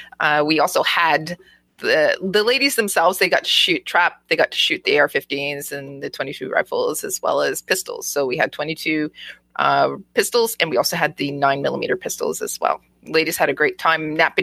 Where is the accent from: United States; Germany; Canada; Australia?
Germany; born there; I was born to shoot this pistol because of the fact that, you know, I was born in Germany, right?